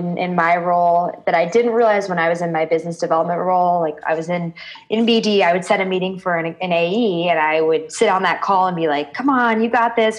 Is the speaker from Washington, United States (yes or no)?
yes; Seattle, Washington, United States; moved away as an adult; now in Denver, United States; I was born and raised in Seattle, and I moved out